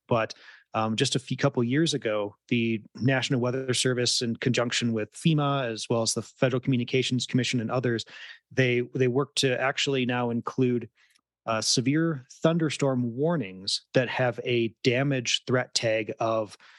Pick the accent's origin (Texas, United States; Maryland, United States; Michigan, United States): Michigan, United States; West; moved away; growing up in West Michigan